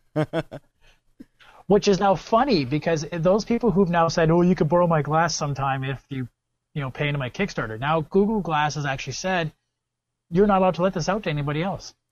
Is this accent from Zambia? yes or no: no; Canada; I'm Canadian